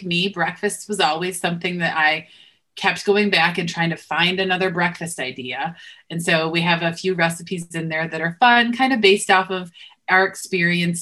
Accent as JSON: {"language": "English", "region": "Western New York", "country": "United States", "tie": "born or raised there", "said": "I grew up in Western New York, so buffalo wings were a huge, you know, a pretty regular thing"}